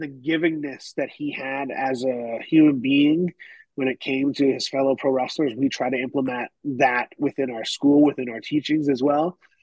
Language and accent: English; Canada; moved away as an adult; also born or lived in United Kingdom; now in Tennessee, United States; I'm Canadian